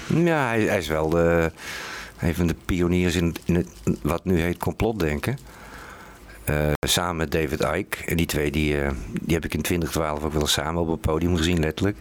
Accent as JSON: {"language": "Dutch", "region": "North Brabant", "country": "Netherlands", "moved": "yes", "lives_now": "Utrecht, Netherlands", "said": "ik kom zelf uit Brabant. En ik woon al heel lang in Utrecht."}